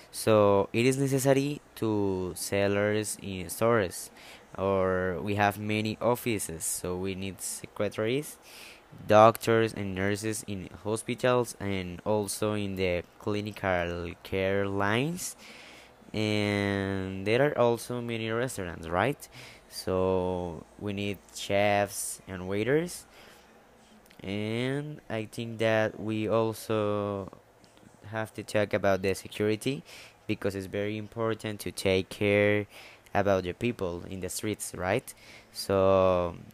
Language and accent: English; Colombia; born or raised there